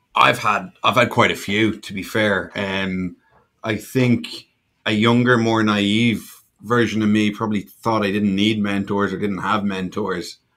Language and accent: English; Ireland; moved away as an adult; also born or lived in Bermuda; now in Miami, United States; I'm from Ireland, grew up in Ireland.